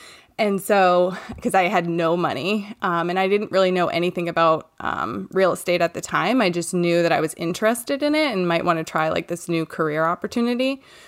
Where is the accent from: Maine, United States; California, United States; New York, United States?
Maine, United States; I'm from Maine, and I live here with my husband, Ross